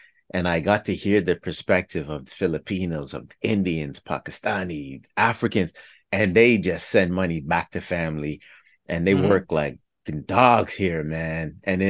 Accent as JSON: {"language": "English", "town": "Toronto", "region": "Ontario", "country": "Canada", "tie": "born or raised there", "said": "we're from Toronto, so born and raised, and we adopt a lot of the stuff from the States because we're so close to like New York, right?"}